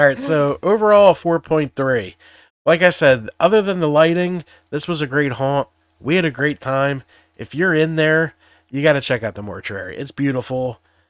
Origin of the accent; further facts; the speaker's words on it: the North, United States; I'm a Yankee. I belong up here.